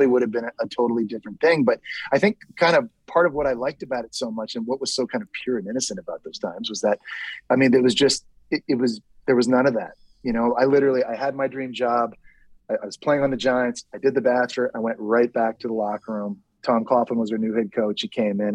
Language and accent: English; Toronto, Ontario, Canada; born or raised there; moved away